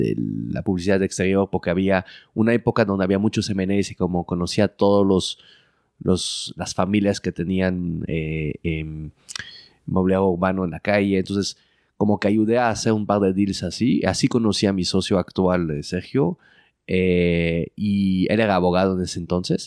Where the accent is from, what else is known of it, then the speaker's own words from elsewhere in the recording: Belgium; moved away as an adult; also born or lived in Mexico City, Mexico; now in Mexico; crecí en Bélgica, viví toda mi vida en Bélgica